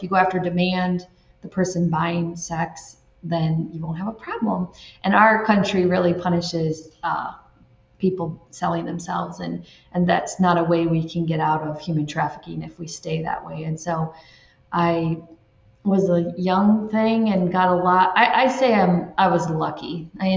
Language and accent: English; Michigan, United States; moved away as an adult; also born or lived in Florida; now in Ireland; I'm from Michigan